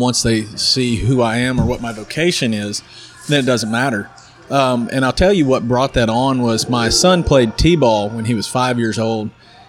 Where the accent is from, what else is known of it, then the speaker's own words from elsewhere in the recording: El Dorado, Arkansas, United States; also born or lived in Louisiana; now in Wynne, United States; I'm from El Dorado originally, but I live in Wynn, Arkansas